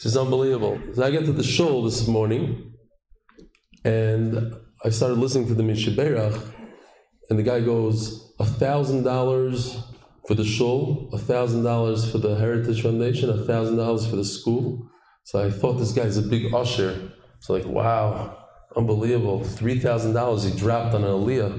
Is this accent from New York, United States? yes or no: yes; New York, United States; also born or lived in Lakewood, New Jersey; now in Israel; I grew up in New York